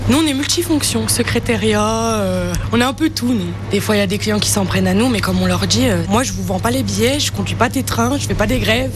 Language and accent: French; Loire, Auvergne-Rhône-Alpes, France; Chez nous, dans la Loire